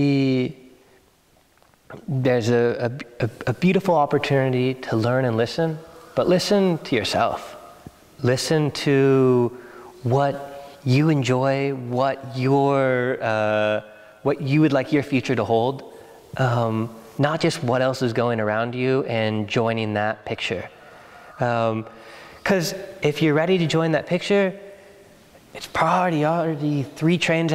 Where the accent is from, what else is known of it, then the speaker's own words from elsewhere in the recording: Oregon, United States; moved away as an adult; also born or lived in Bordeaux; I grew up in Oregon.